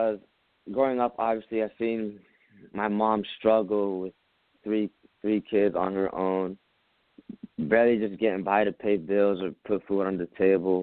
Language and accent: English; New York City, New York, United States; I was born in Brooklyn, New York, in rough areas. I grew up with a single mother of three